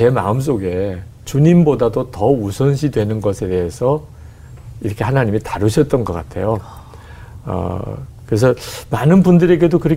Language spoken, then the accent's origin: Korean; Busan, South Korea; accent: Busan dialect; 제가 {S1} 이제 출신이 부산 출신이다 보니까